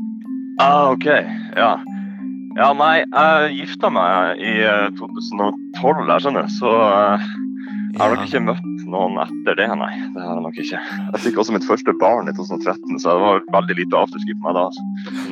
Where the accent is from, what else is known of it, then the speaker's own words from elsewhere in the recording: Harstad, Troms, Norway; hjembyen min, Harstad